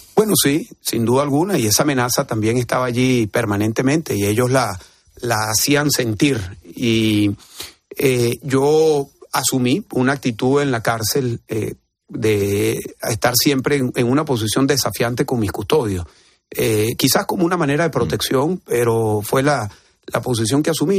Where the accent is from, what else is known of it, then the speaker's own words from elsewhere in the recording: Venezuela; now in Spain; en mi país